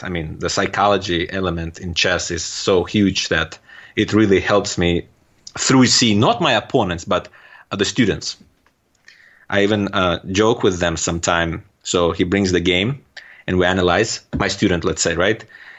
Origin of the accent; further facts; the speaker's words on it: Turkmenistan; accent: Turkmen; first language Russian; English is a second language; now in United States; My first language is a Russian language, and I do understand and speak Turkmen language as well. Although now living here in US for almost 10 years, I do forget, and my accent is getting terrible, the Turkmen accent.